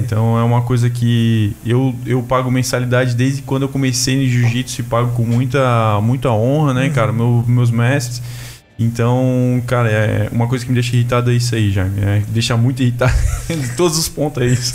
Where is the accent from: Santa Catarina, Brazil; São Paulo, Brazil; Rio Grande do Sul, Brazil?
Santa Catarina, Brazil; Blumenau; sou da cidade de Blumenau também